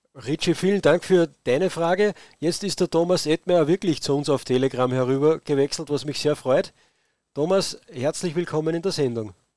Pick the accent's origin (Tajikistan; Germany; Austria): Austria; bei uns in Österreich